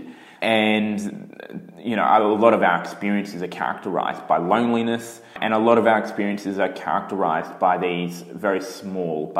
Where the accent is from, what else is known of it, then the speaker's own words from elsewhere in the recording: Brisbane, Queensland, Australia; My mum is Chinese, my dad's Italian, and I was born in Brisbane